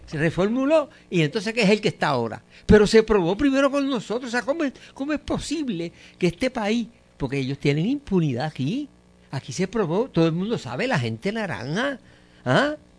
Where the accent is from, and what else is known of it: Puerto Rico